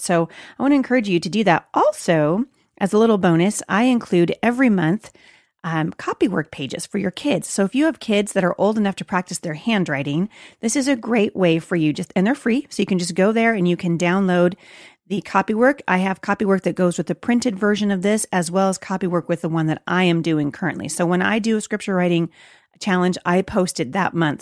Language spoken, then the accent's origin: English; Portland, Oregon, United States; Portland, Oregon, which is my hometown